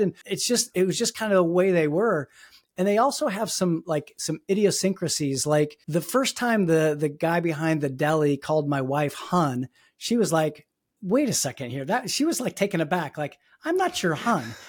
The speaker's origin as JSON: {"language": "English", "town": "Fort Wayne", "region": "Indiana", "country": "United States", "tie": "born or raised there", "moved": "yes", "lives_now": "Pittsburgh, United States", "said": "where I grew up in Fort Wayne, I, I, I grew up in, you know, a s, relatively small Midwestern town"}